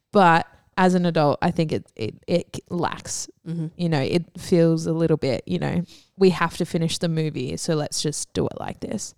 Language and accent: English; Canberra, Australian Capital Territory, Australia; No, I grew up in Canberra, so Lancer was like the Subaru WRX of Canberra.